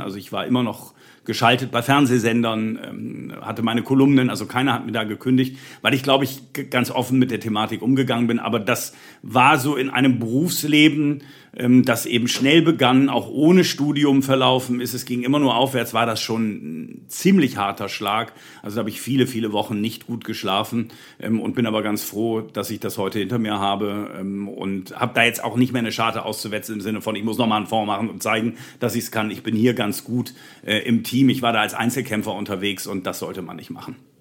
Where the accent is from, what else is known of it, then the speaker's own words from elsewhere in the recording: Bremen, Germany; Ich bin Bremer gebürtiger